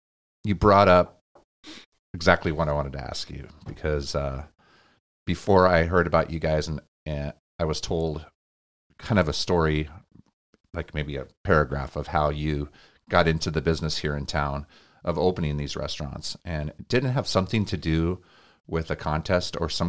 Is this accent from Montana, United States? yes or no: yes; Montana, United States; moved away as an adult; now in Cedar Rapids, United States; we're from Montana.